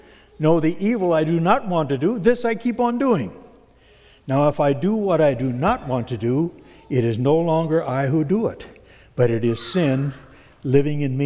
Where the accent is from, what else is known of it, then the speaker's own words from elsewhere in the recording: Alton, Iowa, United States; now in Sioux Center, United States; I come from Alton originally and have moved to Sioux Center.